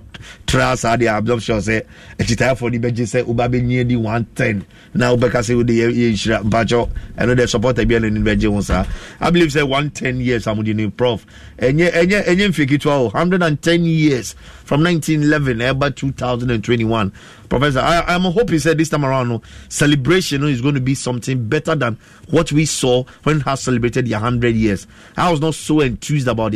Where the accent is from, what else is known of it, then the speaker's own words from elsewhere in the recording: Ghana; I'm a Ghanaian.